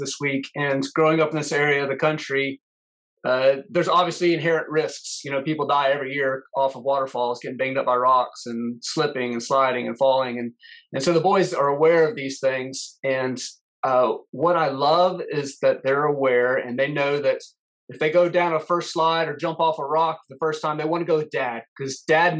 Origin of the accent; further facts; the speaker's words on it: Florida, United States; I was born and grew up in Florida